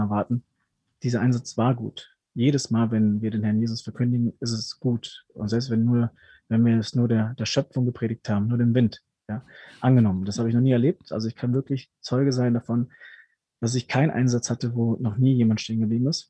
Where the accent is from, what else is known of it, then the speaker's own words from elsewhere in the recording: Ruhr area, North Rhine-Westphalia, Germany; also born or lived in Peru; now in Augsburg, Germany; bin mit fünf Jahren nach Deutschland gekommen und aufgewachsen dann im wunderschönen Ruhrgebiet